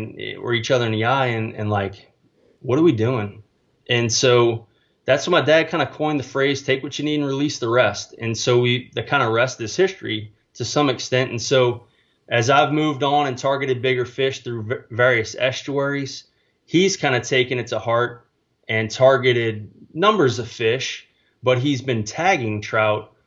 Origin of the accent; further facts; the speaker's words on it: New Orleans, Louisiana, United States; moved away as an adult; also born or lived in Mississippi; now in San Antonio, United States; born and raised in New Orleans, Louisiana, and grew up with a trout fishing father